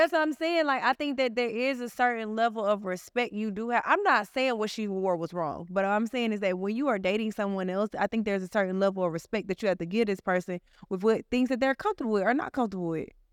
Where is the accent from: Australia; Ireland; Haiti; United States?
United States; Atlanta, Georgia; I'm from Atlanta